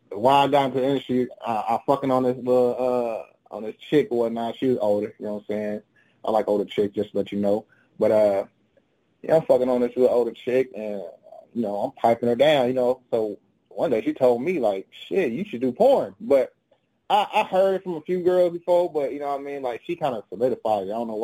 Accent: Chicago, Illinois, United States; I am originally from Chicago, Illinois.

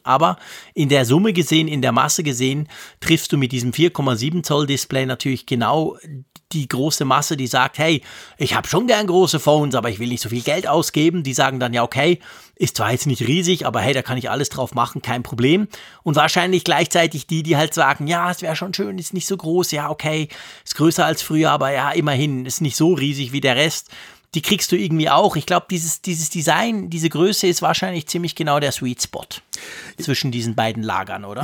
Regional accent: Switzerland; bei uns in der Schweiz

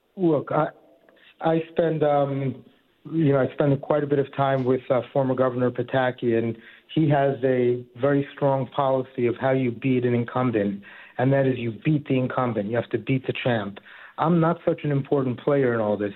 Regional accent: New York City, New York, United States; moved away as an adult; now in Harrison, United States; I grew up in Queens near St. John's, and now I live up in Harrison in uh, Westchester County

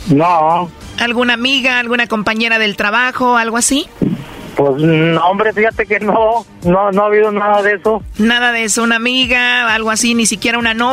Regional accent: El Salvador; accent: centroamericano; Soy salvadoreña.

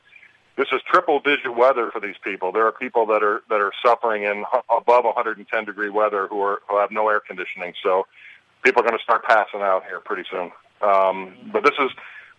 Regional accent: Pennsylvania, United States; also born or lived in California; now in Burbank, United States; living out here in California for 37 years. I'm originally from Pennsylvania.

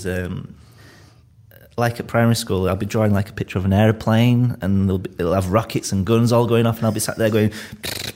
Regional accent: Leeds, Yorkshire and the Humber, United Kingdom; accent: Leeds; I'm from Leeds

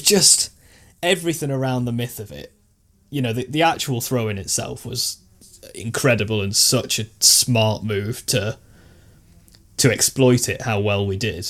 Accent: Stoke-on-Trent, West Midlands, United Kingdom; born or raised there

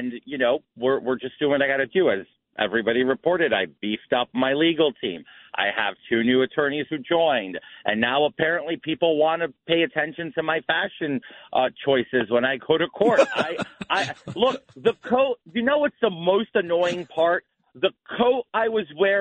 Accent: New York City, New York, United States; I grew up watching her on New York One

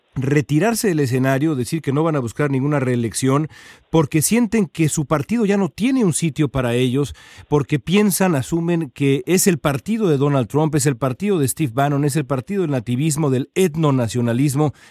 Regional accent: Mexico; now in Los Angeles, United States; el país donde, donde nací yo

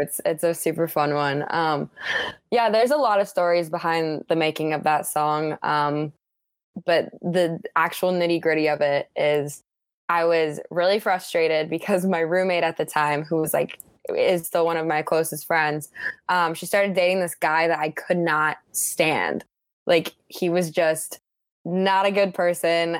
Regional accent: Park City, Utah, United States; moved away; also born or lived in Chicago; I grew up in Park City, Utah, my whole life

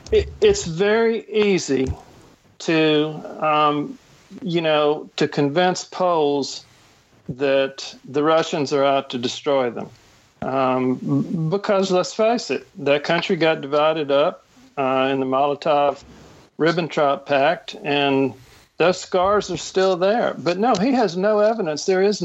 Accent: Mississippi, United States; I'm from Mississippi, okay?

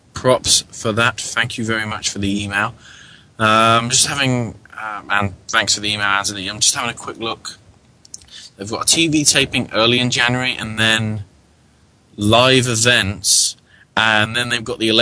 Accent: United Kingdom; now in United States; I'm British

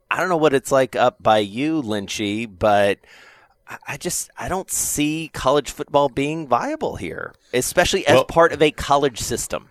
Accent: the South, United States; Being a Southerner

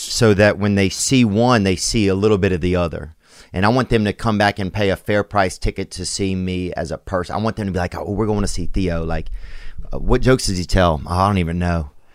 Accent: Louisiana, United States; also born or lived in Los Angeles; now in Nashville, United States; I'm from Louisiana originally

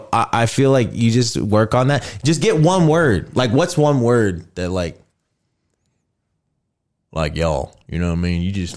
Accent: Texas, United States; I'm from Texas, but I am not like a country dude at all.

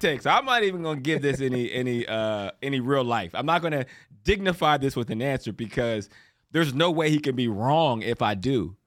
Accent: Johnstown, Pennsylvania, United States; moved away as an adult; also born or lived in Toledo, Ohio / Canada; I grew up in Pittsburgh, outside of Pittsburgh in Pennsylvania, called Johnstown.

